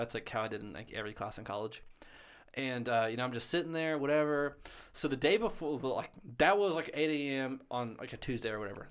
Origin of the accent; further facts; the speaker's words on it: Booneville, United States; I'm from Boonville